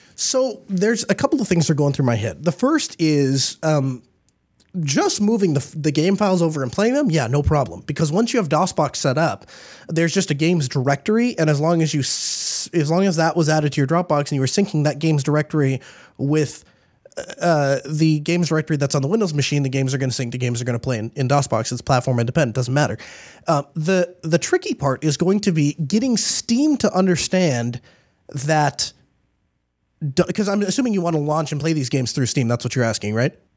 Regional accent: United States; I'm glad I was born here in the United States. I definitely belong here. This is, this is home to me.

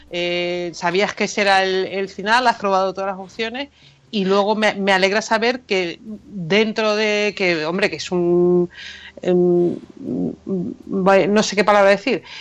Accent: Santa Cruz de Tenerife, Canary Islands, Spain; accent: Canarian; se me va el acento, porque yo soy chicharrera. Aunque, aunque parezca una goda tremenda, pero soy chicharrera.

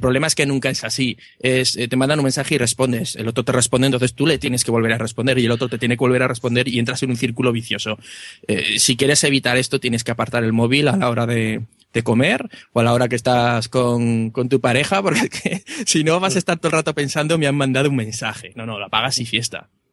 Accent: Aragon, Spain; un pueblo cerrado de, Aragón

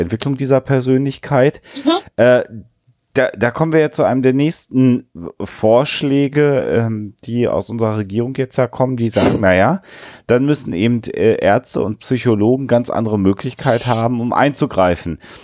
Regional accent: Germany; bei uns in Deutschland

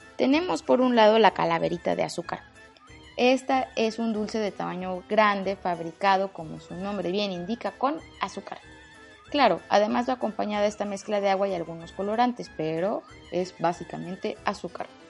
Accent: Mexico City, Mexico

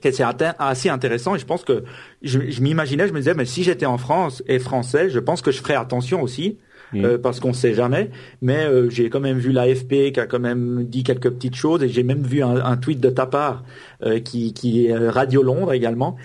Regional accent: Switzerland; je suis suisse.

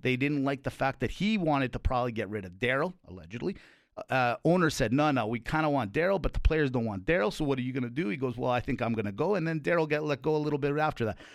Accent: Calgary, Alberta, Canada; I'm born and raised in Calgary

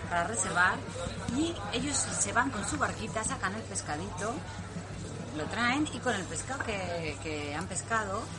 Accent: Spain; somos españolas

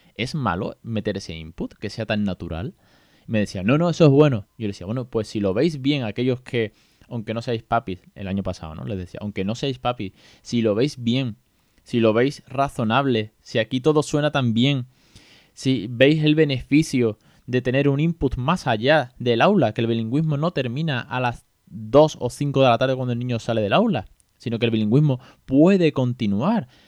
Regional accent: Andalusia, Spain; soy muy andaluz

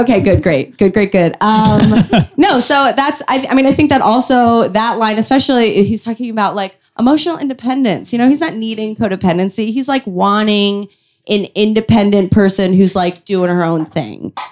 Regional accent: Chicago, Illinois, United States; I grew up in Chicago

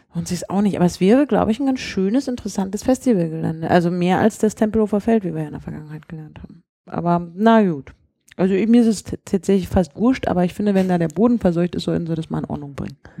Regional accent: Berlin, Germany; ich bin ja in Mitte aufgewachsen und teilweise in Friedrichshain

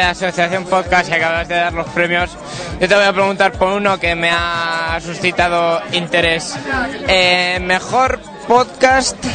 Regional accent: Madrid, Community of Madrid, Spain; Bien, mi pueblo, yo soy de aquí, así que nada, disfrutando de mi ciudad

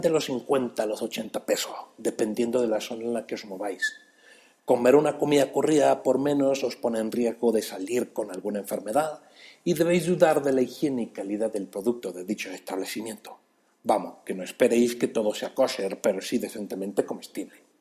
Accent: Mexico City, Mexico; Esto es otro chilango sin chamba y yo soy ese chilango

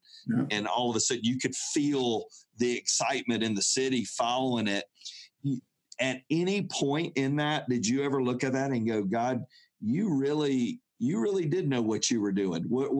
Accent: Atlanta, Georgia, United States; I grew up in Atlanta

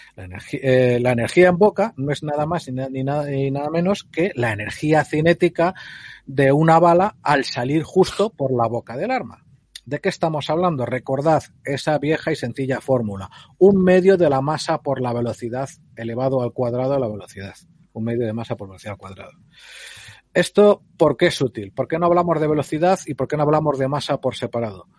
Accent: Spain; yo tengo experiencia con armas de civil y en el pueblo y de chaval, cuando en la España esa de, de Cuéntame, pues en los, pueblos los chicos podíamos pegar tiros

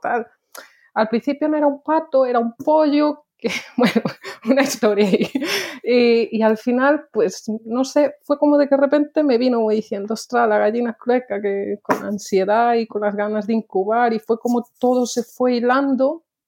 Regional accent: Lugo, Galicia, Spain; moved away as an adult; also born or lived in Valladolid / Mallorca; now in Sweden; vengo de Lugo, bueno, de Valladolid, pero me crié en Lugo

